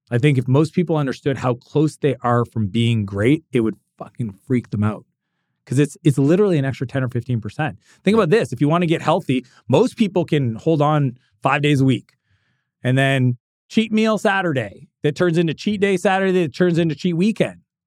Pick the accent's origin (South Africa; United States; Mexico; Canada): Canada; I'm Canadian